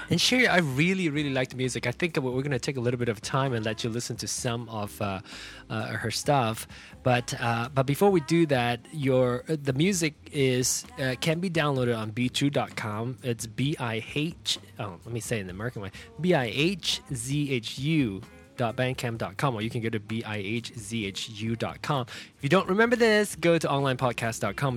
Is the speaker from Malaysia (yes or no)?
yes; Penang, Malaysia; Penang, my hometown